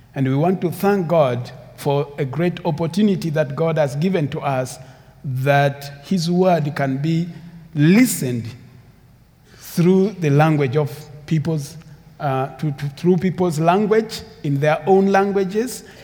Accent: Uganda; English is a second language; also born or lived in Sudan; My background is Sudanese, but I grew up in Uganda

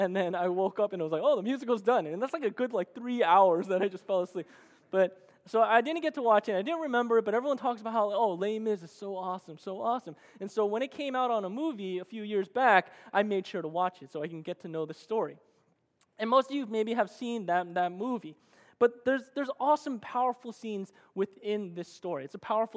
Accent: New Jersey, United States; moved away; I'm originally from the East Coast, and I actually grew up in the greatest state of America, and that is New Jersey

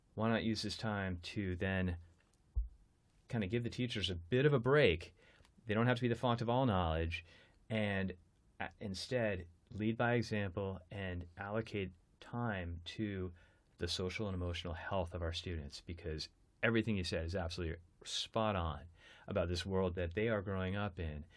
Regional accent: United States; I'm American.

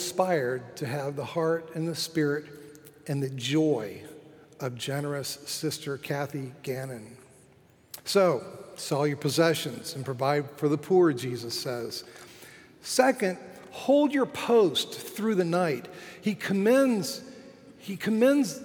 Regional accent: Fort Lauderdale, Florida, United States; my hometown of Fort Lauderdale, Florida

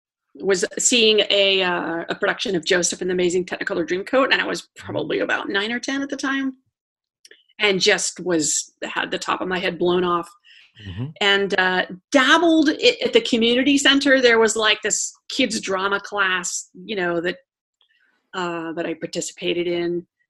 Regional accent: Italy; born there; I was born in Italy.

